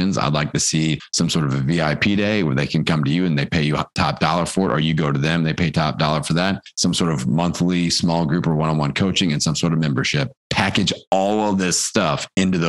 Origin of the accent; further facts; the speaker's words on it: Midwest, United States; I'm from the Midwest